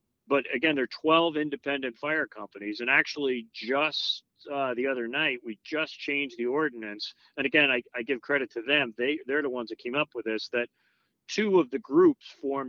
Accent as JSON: {"language": "English", "area": "Long Island", "region": "New York", "country": "United States", "tie": "born or raised there", "moved": "yes", "lives_now": "Connecticut, United States", "said": "I grew up in Long Island in a very busy volunteer fire department before I came to Connecticut"}